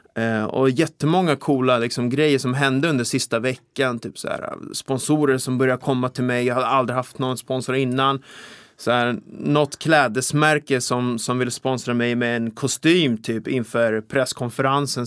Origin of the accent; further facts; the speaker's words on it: Vaxholm, Stockholm County, Sweden; now in Täby, Sweden; Jag är uppvuxen i Vaxholm här ute i skärgården, men jag har bott ja. i Täby nu typ halva mitt liv.